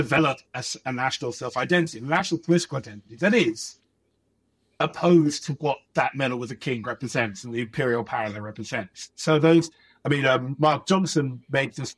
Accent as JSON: {"language": "English", "country": "United Kingdom", "tie": "born or raised there", "said": "growing up in Britain"}